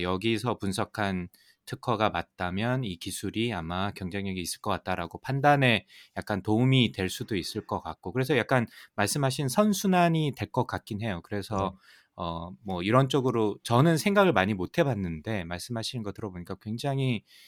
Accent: South Korea; moved away; 저도 사실 뭐 한국에서 자랐고

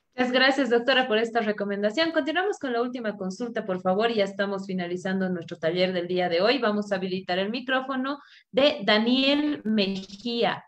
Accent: Bolivia; unirnos nuevamente como bolivianos

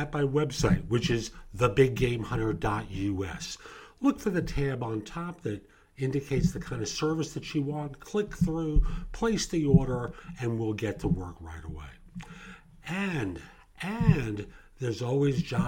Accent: New York, United States; I grew up in New York in the public school system

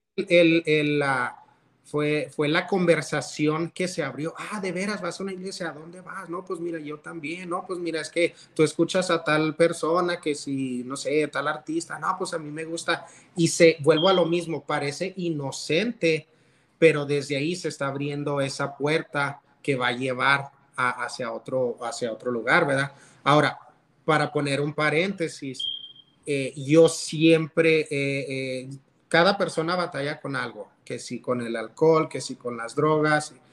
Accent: Canutillo, Texas, United States; also born or lived in Monterrey; me crié en una iglesia en Canutillo

